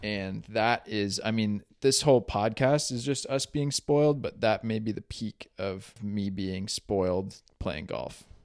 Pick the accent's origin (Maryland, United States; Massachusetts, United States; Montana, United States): Massachusetts, United States; Williamstown; I grew up in Williamstown.